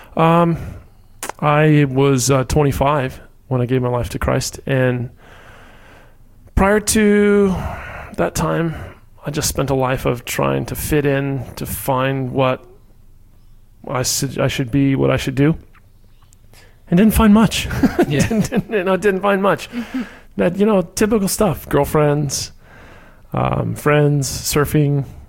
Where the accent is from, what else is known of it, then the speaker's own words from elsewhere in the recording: Orlando, Florida, United States; also born or lived in Key West, Florida; originally from Key West, Florida, and I grew up in Orlando